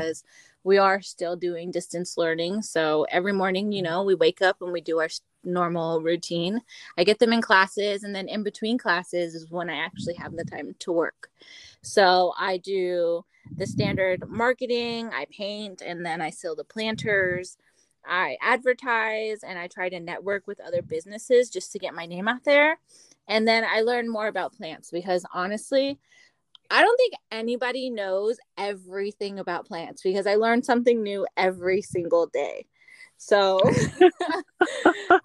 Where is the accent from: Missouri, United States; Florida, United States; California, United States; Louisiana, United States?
California, United States; Seaside; moved away as an adult; now in Las Vegas, United States; back in California in my hometown